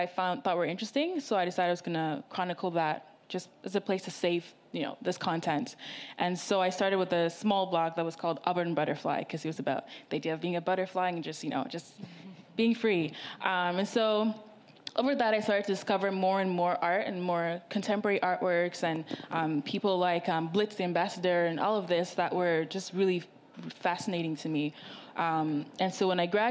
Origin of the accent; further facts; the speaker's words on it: Ghana; I'm Ghanaian